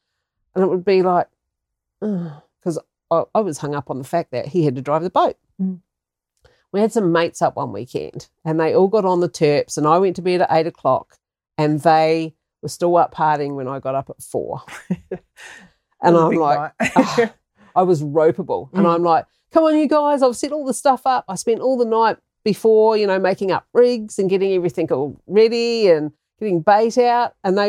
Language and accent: English; New Zealand; moved away as an adult; also born or lived in Yorke Peninsula, South Australia; now in Australia; I'm a Kiwi. So I grew up fishing and hunting and giving cars grease and oil changes and all that sort of stuff.